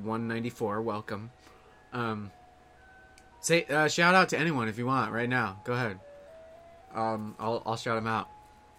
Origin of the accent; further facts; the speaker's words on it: California, United States; born there; now in Los Angeles, United States; I'm in L.A. Yeah, I was born in the Bay Area. Moved all over the place. Moved to L.A. a few years ago.